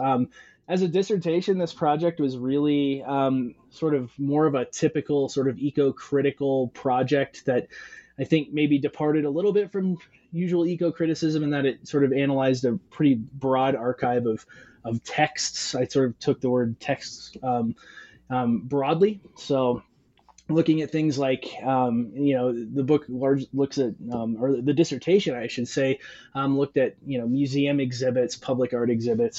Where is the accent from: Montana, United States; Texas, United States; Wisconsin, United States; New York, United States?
Montana, United States; Western; moved away as an adult; also born or lived in Arizona; I'm originally from Western Montana, and I grew up fly fishing, whitewater rafting, spending a lot of time around streams and water.